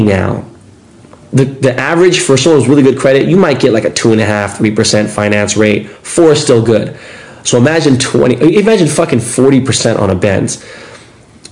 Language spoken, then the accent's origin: English; Los Angeles, California, United States; I'm an LA kid